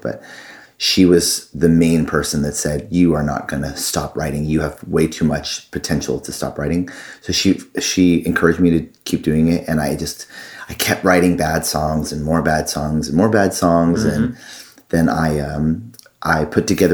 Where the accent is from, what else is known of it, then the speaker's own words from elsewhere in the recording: Tustin, California, United States; moved away as an adult; also born or lived in Boston, Massachusetts / Los Angeles, California; now in Nashville, United States; I grew up in Tustin, California